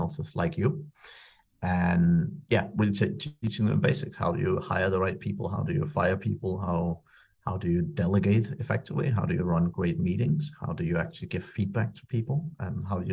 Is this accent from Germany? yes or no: no; Denmark; moved away as an adult; also born or lived in Ireland; I'm from Denmark originally. I was born in Denmark and I lived there for the first 18 years